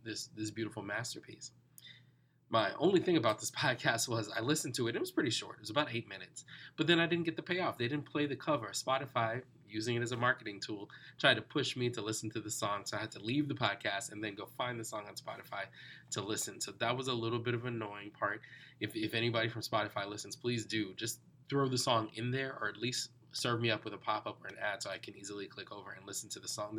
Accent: New York City, New York, United States; I grew up in New York, but my family was from the West Indies

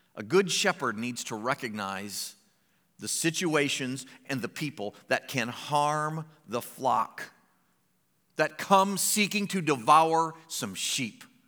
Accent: Findlay, Ohio, United States; moved away as an adult; also born or lived in Medina, Ohio / Springfield, Missouri; I was born in Finley

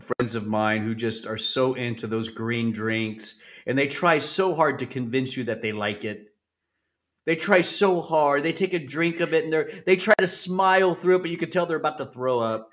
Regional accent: Southern California, United States; growing up in Southern California

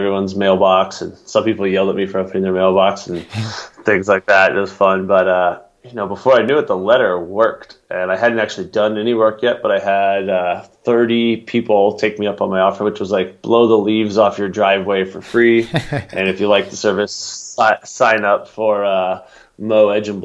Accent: Atlanta, Georgia, United States; also born or lived in Aspen, Colorado / Crested Butte, Colorado / Breckenridge, Colorado; now in Boulder, United States; I grew up in Atlanta

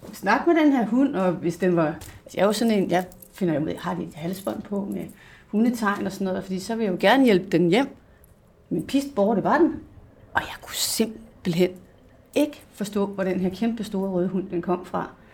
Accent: Hillerød, Capital Region of Denmark, Denmark; jeg kommer og oprindeligt fra Hillerød, hvis der er nogen, der kan høre det i min accent

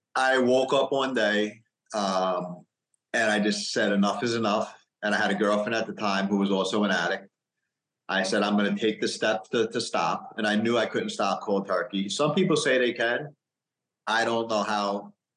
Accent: New York, United States; I grew up in New York.

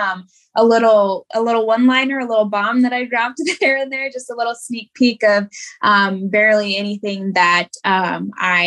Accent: Springfield, Missouri, United States; I am from Springfield, Missouri.

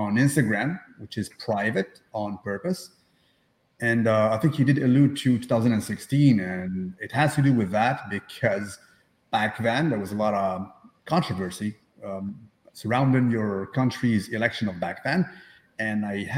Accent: Algeria; born or raised there; now in Canada

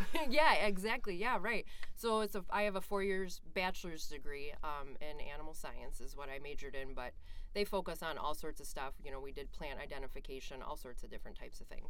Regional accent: northeast of Cleveland, Ohio, United States; also born or lived in Bozeman, Montana; now in Minnesota, United States; I grew up in Ohio, uh, northeast of Cleveland, mm-hmm. and I grew up on a dairy farm

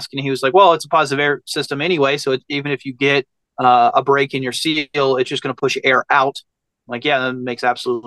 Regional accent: Abingdon, Virginia, United States; moved away as an adult; now in Las Vegas, United States; I grew up on a small town on the Virginia, West Virginia border, kind of between, but the closest town was like Abingdon, Virginia

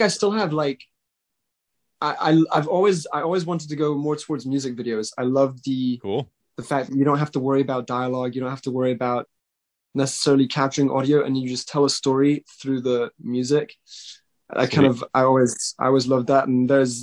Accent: Switzerland; I grew up in Switzerland.

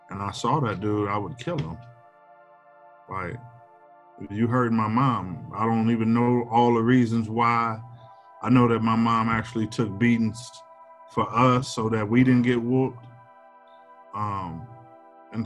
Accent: Milwaukee, Wisconsin, United States; now in Madison, United States; I'm from Milwaukee, but I live in Madison

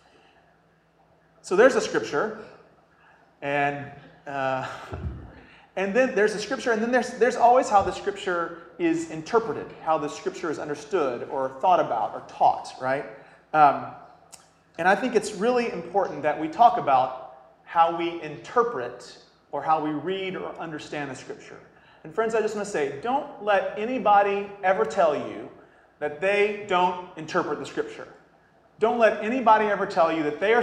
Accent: the South, United States; I'm from the South

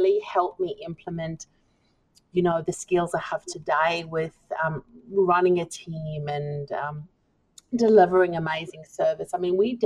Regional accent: South Africa; moved away as an adult; I am from South Africa originally.

